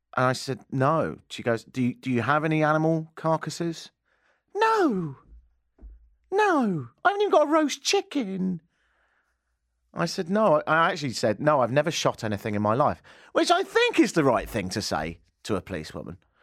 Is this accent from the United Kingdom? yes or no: yes; England, United Kingdom; moved away as an adult; also born or lived in Canada; now in Toronto, Canada; I grew up in England